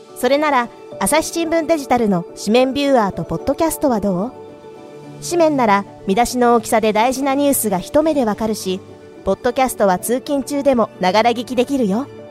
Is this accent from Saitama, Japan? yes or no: no; Tokyo, Japan; moved away as an adult; now in Akita, Japan; 私は東京です